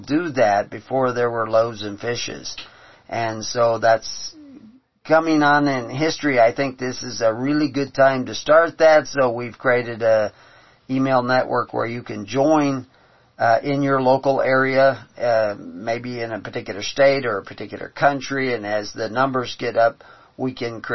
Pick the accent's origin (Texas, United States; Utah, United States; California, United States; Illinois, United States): Texas, United States; Houston; I grew up in Houston on the bayous in Texas